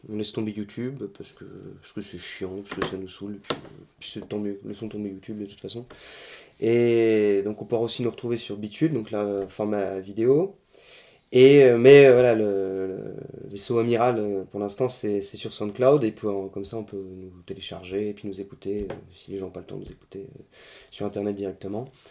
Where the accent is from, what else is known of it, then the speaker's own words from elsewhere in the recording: Lorraine, Grand Est, France; nous sommes Lorrain, donc euh, nous mettons toujours en avant la Lorraine